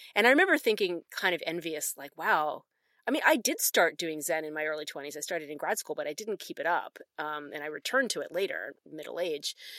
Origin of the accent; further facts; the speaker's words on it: Philadelphia, Pennsylvania, United States; moved away as an adult; also born or lived in the South; now in Canada; especially being from Philadelphia